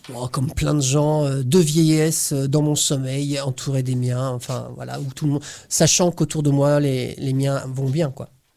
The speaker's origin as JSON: {"language": "French", "region": "Corsica", "country": "France", "tie": "born or raised there", "moved": "yes", "lives_now": "Brittany, France", "said": "je suis d'origine corse, je suis né en Corse"}